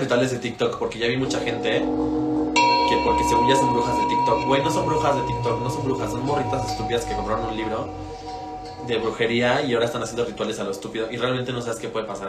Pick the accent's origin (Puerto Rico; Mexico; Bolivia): Mexico; nosotros como mexicanos